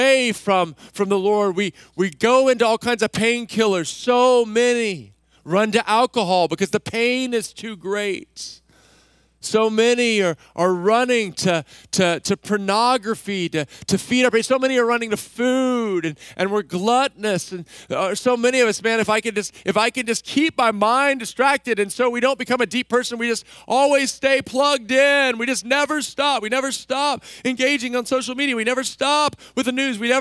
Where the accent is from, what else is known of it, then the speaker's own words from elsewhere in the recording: Central Texas, United States; I grew up in Central Texas